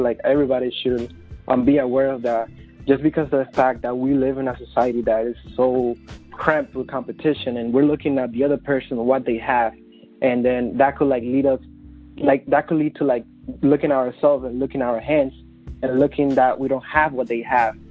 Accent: Dominican Republic; English is a second language; moved away as an adult; now in New York City, United States; I was born and raised in the Dominican Republic. I came to the United States about 7 years ago

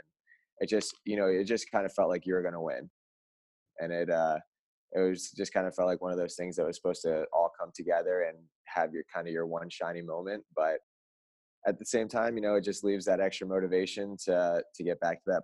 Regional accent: Florida, United States; moved away as an adult; now in Oregon, United States; growing up in Florida

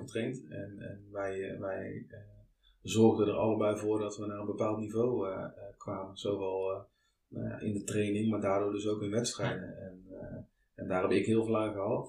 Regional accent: Netherlands; Ik ben toch wel echt een Hollander

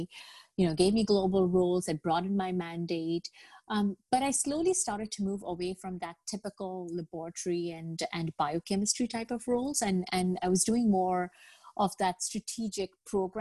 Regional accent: Al Ain, Abu Dhabi, United Arab Emirates; moved away as an adult; also born or lived in Bangladesh; now in Toronto, Canada; I was born in Bangladesh. I grew up in the United Arab Emirates in a small town called Al Ain. And I moved to Canada with my parents when I was 18 to live in Toronto

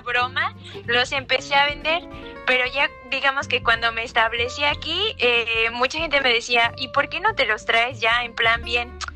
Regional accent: Mexico; moved away as an adult; also born or lived in Michoacán; now in Barcelona, Spain; soy mexicana y el amor me trajo a Barcelona.

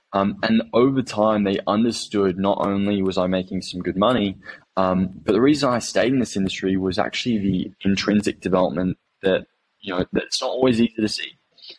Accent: Phuket, Thailand; also born or lived in Cambodia; I grew up over in Asia, and I was born in Thailand, lived in Cambodia for 5 years, and Phuket, which most of you guys know is probably a holiday destination, for 10 years after that.

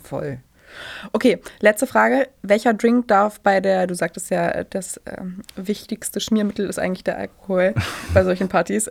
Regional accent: Germany; bei uns in Deutschland

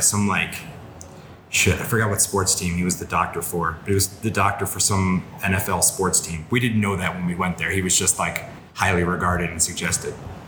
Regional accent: Watertown, Connecticut, United States; moved away; I grew up in Watertown, Connecticut, which is right next to Waterbury, Connecticut

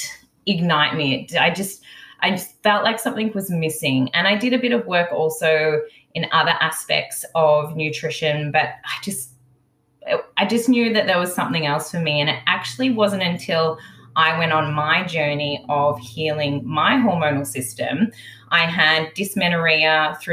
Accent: Melbourne, Victoria, Australia; I'm originally from Melbourne. I was born in Melbourne 30 plus years ago, around 36

